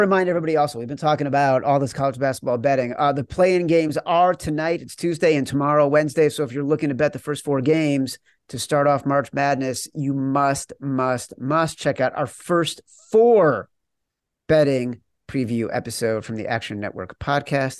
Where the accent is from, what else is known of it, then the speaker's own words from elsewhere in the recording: Chicago, Illinois, United States; I'm from Chicago